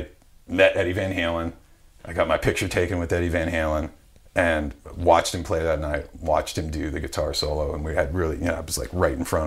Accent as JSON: {"language": "English", "town": "Wadsworth", "region": "Ohio", "country": "United States", "tie": "born or raised there", "moved": "yes", "said": "I grew up in a small town in Northeast Ohio called Wadsworth, Ohio, which is like a suburb of Akron, Ohio"}